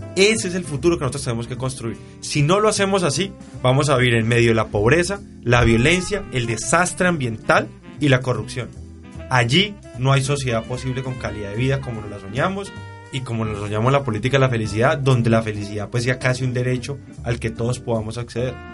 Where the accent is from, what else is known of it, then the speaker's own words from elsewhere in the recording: Valle del Cauca, Colombia; somos nosotros, los vallecaucanos